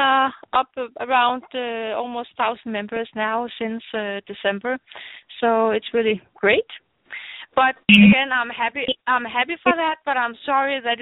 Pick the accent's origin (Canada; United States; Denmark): Denmark; English is a second language; speaking in English, not my native language